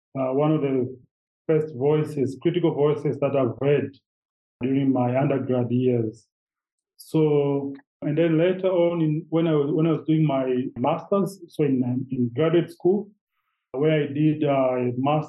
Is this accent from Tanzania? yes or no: yes; Tanzania